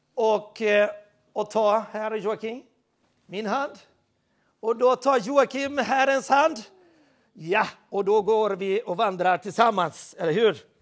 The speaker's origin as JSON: {"language": "Swedish", "country": "Sweden", "said": "Jag är svensk"}